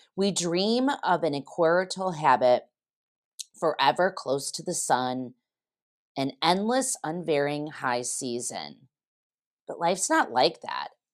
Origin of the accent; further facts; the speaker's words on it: Geneva, Illinois, United States; my hometown of Geneva, Illinois